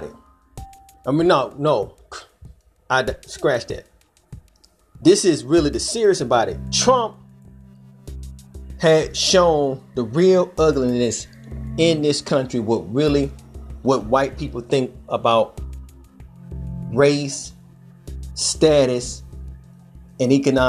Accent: Georgia, United States; Georgia, my home state

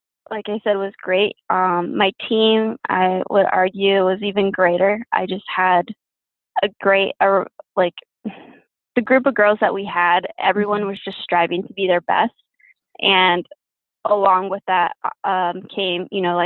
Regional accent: Downey, California, United States; now in Santa Barbara, United States; I grew up in Downey, which is in LA, and I went there, you know, elementary, middle, and high school

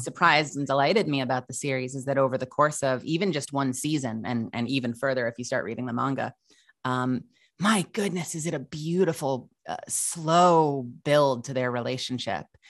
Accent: Huntington Station, New York, United States; also born or lived in Manhattan, New York; raised for the better part of my childhood out on Eastern Long Island

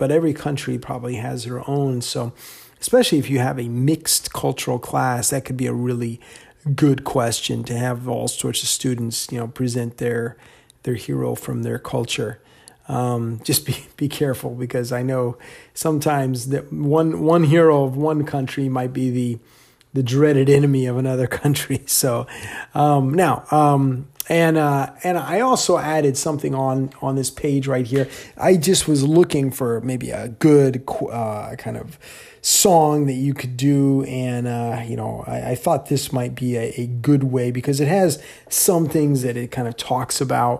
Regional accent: Virginia, United States; also born or lived in Ohio; So I, you know, I was born in Ohio, but I never really lived there. So I never really considered that my hometown because I grew up in Northern Virginia for most of my life.

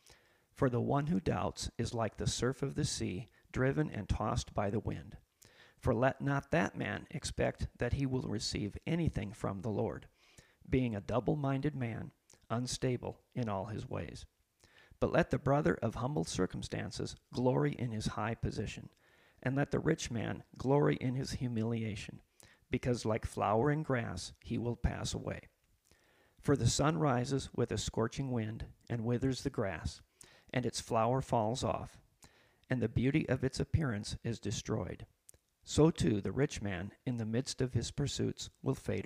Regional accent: Huron, United States; moved away as an adult; also born or lived in Philippines / Oklahoma; I grew up mostly in Huron, and I'm back now.

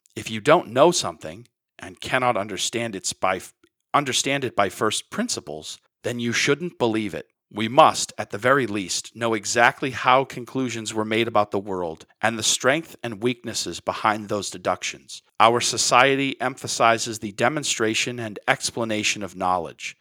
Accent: United States; as an American

